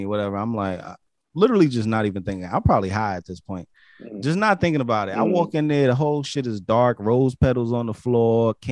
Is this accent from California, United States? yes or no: no; New York, United States; accent: New York; this is my New York accent, okay? It's my New York accent